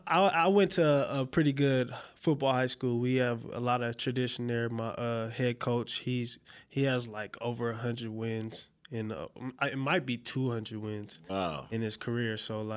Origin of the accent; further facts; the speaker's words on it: Covina, California, United States; also born or lived in Pomona; I'm from Pomona, California. It's over in the L.A. area. Grew up in Covina.